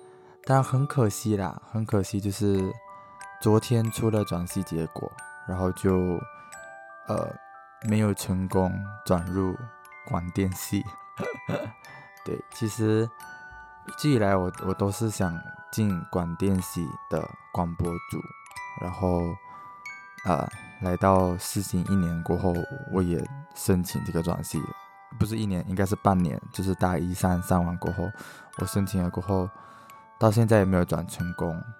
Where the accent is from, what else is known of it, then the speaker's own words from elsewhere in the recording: Malaysia; moved away as an adult; now in Taiwan; 主要是因为那个时候我从马来西亚来到台湾，就是直接。